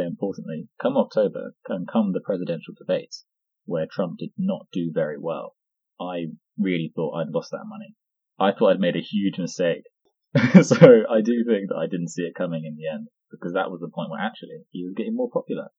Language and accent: English; United Kingdom; I'm a British citizen